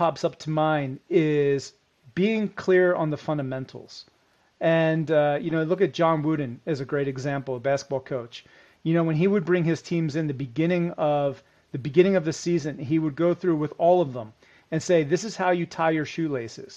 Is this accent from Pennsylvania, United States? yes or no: yes; Philadelphia, Pennsylvania, United States; I'm from the Philadelphia area. And as a kid growing up, I used to watch Terrell Owens